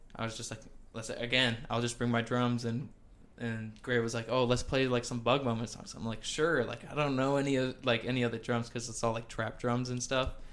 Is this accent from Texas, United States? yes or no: no; Milwaukee, Wisconsin, United States; I'm from like the south side of Milwaukee, closer towards the airport